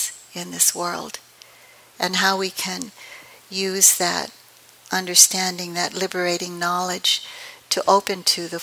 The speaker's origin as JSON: {"language": "English", "town": "San Francisco", "region": "California", "country": "United States", "tie": "born or raised there", "also_born_or_lived": "East Palo Alto / Philippines", "said": "I was raised in San Francisco in the projects near the Cow Palace, and we finally got out of there and moved to East Palo Alto."}